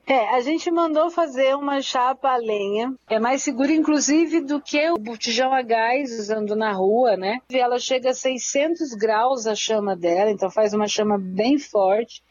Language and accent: Portuguese; Santana, São Paulo, Brazil; Santana, que é o bairro onde eu nasci, cresci e me criei